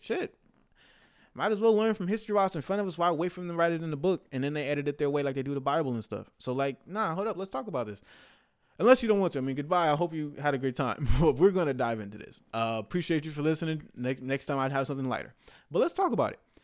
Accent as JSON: {"language": "English", "country": "United States", "said": "as of American, living in America"}